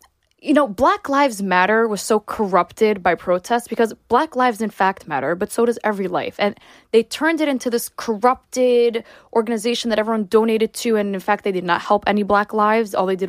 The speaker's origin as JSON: {"language": "English", "region": "New York", "country": "United States", "tie": "born there", "said": "My parents were both born in Israel. I was born in New York"}